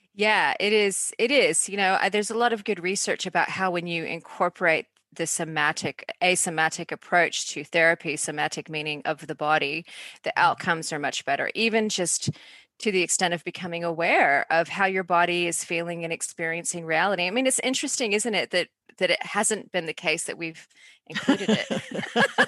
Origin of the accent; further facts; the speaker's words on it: Atlanta, Georgia, United States; moved away as an adult; now in Australia; Well, I'm in Australia, although I grew up in Atlanta